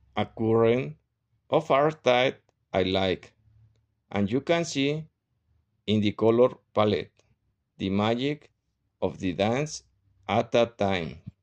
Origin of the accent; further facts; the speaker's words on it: Querétaro, Mexico; English is a second language; I am 40 years old and I'm from Querétaro City.